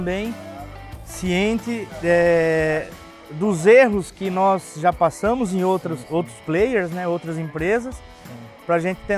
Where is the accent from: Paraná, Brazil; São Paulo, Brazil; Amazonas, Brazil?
Paraná, Brazil; Eu venho do Paraná, né, de cooperativas que o produtor ele simplesmente ele fala, eu preciso do produto